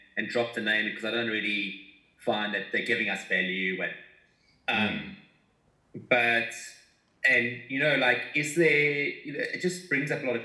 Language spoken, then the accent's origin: English; South Africa; we come from South Africa